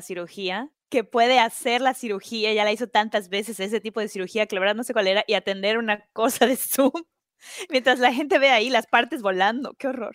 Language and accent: Spanish; Mexico; now in United States; como latinoamericana, como mexicana